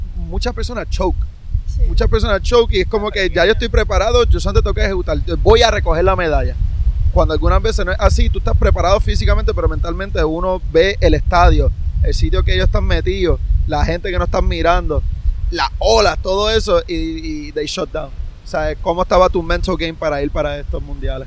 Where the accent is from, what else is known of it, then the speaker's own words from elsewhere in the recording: Puerto Rico; el pueblo puertorriqueño apoyan a los suyos